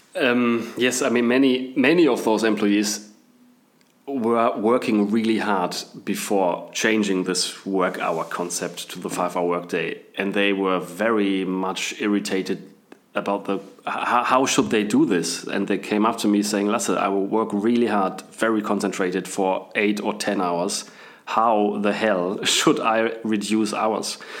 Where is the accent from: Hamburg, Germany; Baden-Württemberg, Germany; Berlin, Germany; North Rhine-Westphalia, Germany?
North Rhine-Westphalia, Germany; Bielefeld; English is a second language; moved away as an adult; also born or lived in England / Munich / Australia; I was born and raised in Bielefeld in Germany, so I'm apparently I'm German.